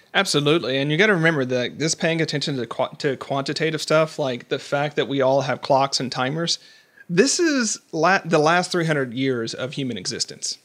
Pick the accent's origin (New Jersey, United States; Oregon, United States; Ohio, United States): Oregon, United States; Portland; I'm from Portland, Oregon